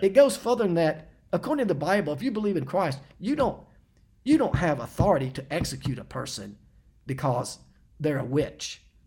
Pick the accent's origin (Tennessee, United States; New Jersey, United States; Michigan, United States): Tennessee, United States; Knoxville; moved away; I was actually back in Knoxville. I'd come back home uh, to visit my parents